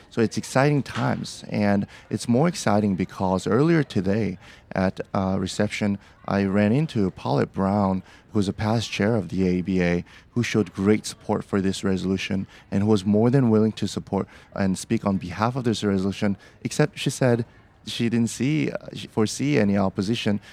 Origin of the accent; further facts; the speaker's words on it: Seoul, South Korea; also born or lived in Portland, Oregon; now in Beaverton, United States; I'm from, originally from Seoul, South Korea, but I consider Portland, Oregon, my home